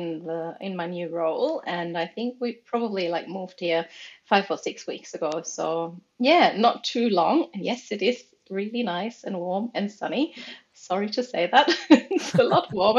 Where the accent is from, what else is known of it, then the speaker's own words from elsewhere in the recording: Germany; moved away as an adult; now in Australia; I'm originally from Germany